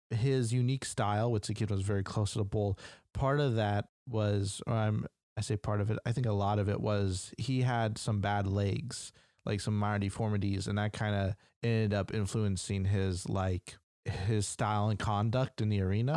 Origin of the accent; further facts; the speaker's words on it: United States; I'm American